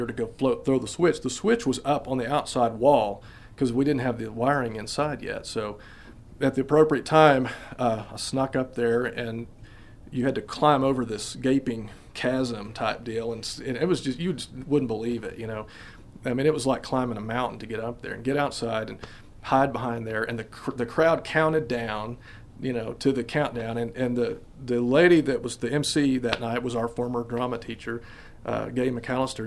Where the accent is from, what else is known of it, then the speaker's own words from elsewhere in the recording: Wellington, Texas, United States; moved away; I grew up in Wellington